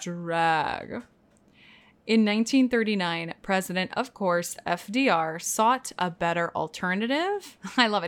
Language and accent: English; Texas, United States; now in New York, United States; I grew up in Texas